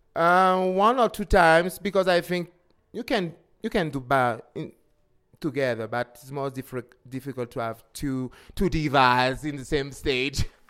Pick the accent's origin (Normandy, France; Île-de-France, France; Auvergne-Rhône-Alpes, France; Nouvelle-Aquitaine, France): Île-de-France, France; Paris; English is a second language; also born or lived in West Indies; I'm from Paris, but the first time I'm from West Indies with my parents